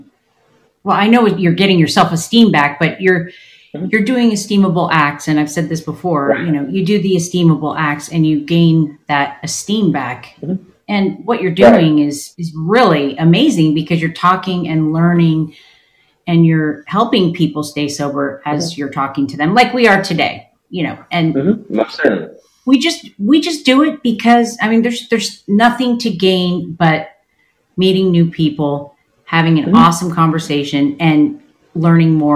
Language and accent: English; Malibu, California, United States; I come from Malibu area